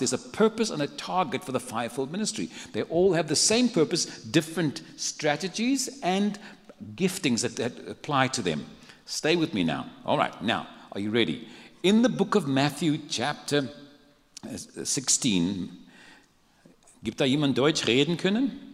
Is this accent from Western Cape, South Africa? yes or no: yes; Cape Town, Western Cape, South Africa; moved away as an adult; now in San Antonio, United States; I come from South Africa. I was born and raised in a city called Cape Town. But I've lived the last 23 years in San Antonio